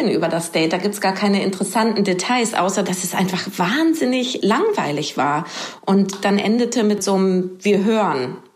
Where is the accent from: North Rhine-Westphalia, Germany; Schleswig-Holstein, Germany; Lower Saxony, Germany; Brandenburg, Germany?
Lower Saxony, Germany; now in Hamburg, Germany; ich komme ursprünglich vom Dorf, aus Niedersachsen, aus einem kleinen Dorf in Niedersachsen.